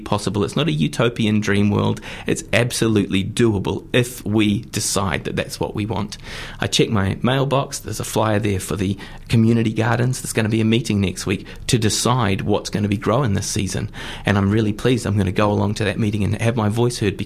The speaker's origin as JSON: {"language": "English", "region": "Auckland", "country": "New Zealand", "said": "I'm from Auckland, and there was a street up the road from us, Madeline Avenue"}